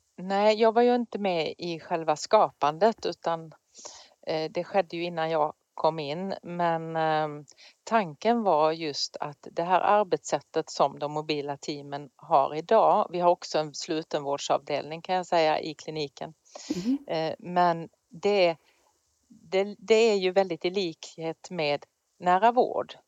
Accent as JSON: {"language": "Swedish", "region": "Skåne", "country": "Sweden", "moved": "yes", "said": "där har jag jobbat men då i Skåne där jag kommer ifrån."}